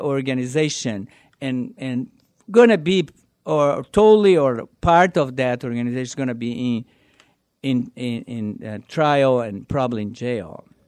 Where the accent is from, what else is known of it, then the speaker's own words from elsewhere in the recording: South Brazil, Brazil; English is a second language; moved away as an adult; now in United States; I'm from South Brazil, and we have, like, a lot of influence of, uh, Argentinian, uh, churrasco